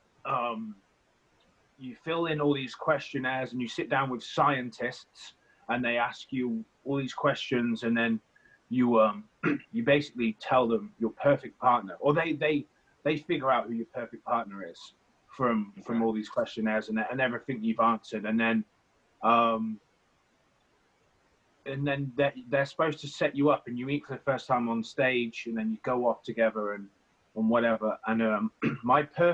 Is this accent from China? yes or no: no; Stratford-upon-Avon, West Midlands, United Kingdom; I'm from Stratford-upon-Avon, which is a little town in the middle of England.